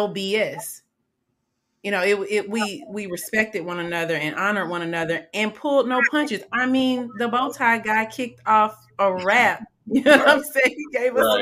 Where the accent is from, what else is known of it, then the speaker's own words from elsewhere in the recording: Atlanta, Georgia, United States; I grew up in Atlanta from elementary all the way